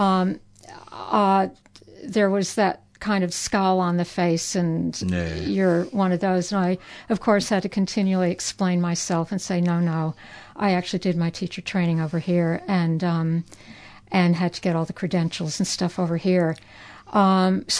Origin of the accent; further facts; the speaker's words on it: United States; moved away as an adult; now in Australia; I'm a working class America